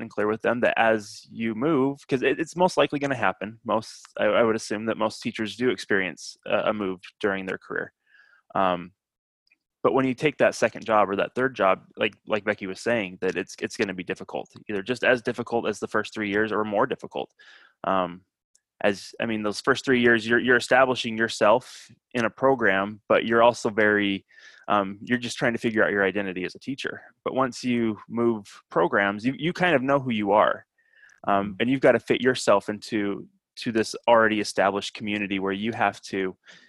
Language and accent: English; Utah, United States; moved away; So I'm from Utah originally.